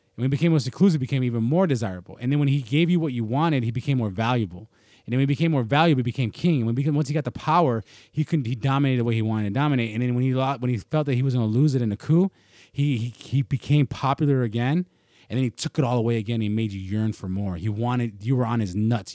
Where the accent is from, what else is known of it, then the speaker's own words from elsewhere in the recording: United States; as an American